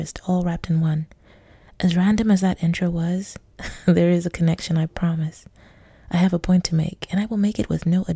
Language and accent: English; Nigeria; now in Hong Kong; I'm Nigerian in Hong Kong